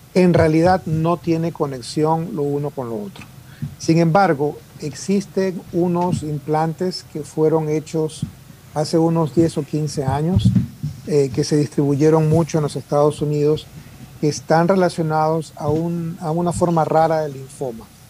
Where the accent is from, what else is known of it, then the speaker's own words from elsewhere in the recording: Guayaquil, Guayas, Ecuador; moved away as an adult; now in Houston, United States; yo soy producto ecuatoriano, soy guayaquileño de tu barrio